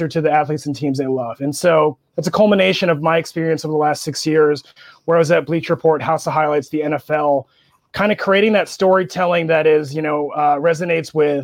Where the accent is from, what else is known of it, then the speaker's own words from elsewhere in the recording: Erie, Pennsylvania, United States; also born or lived in Marshalltown, Iowa; my real hometown that I really claim is Erie, Pennsylvania